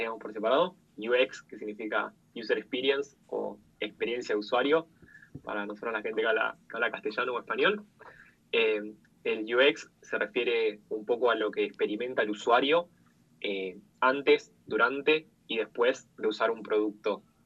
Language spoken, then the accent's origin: Spanish; Argentina; soy, bueno, de Argentina, tengo 26 años